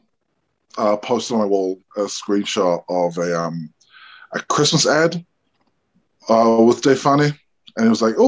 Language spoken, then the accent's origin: English; Hamilton, Waikato, New Zealand; I am from the Cook Islands, but I was born and raised here. I work at the Meteor Theatre